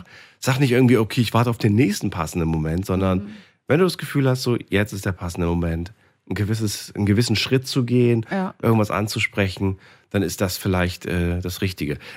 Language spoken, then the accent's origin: German; Heilbronn, Baden-Württemberg, Germany; Ja, aus Heilbronn.